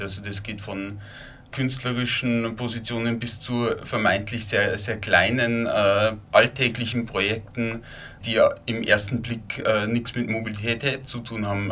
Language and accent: German; Lower Bavaria, Germany; also born or lived in Linz, Austria; now in Vienna, Austria; Wie man wahrscheinlich hört, äh, ich stamme ursprünglich aus, aus Niederbayern, aus einem, aus einem kleineren Ort